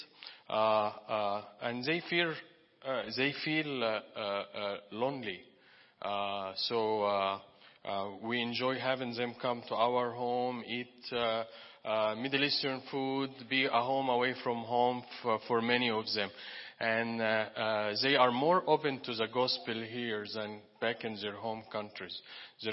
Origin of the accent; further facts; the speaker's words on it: Egypt; moved away; I'm from Egypt